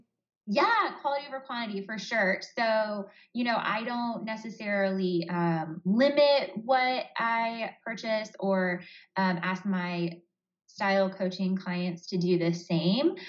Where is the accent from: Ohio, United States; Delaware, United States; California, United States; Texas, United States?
Ohio, United States; Columbus; I'm from Columbus, Ohio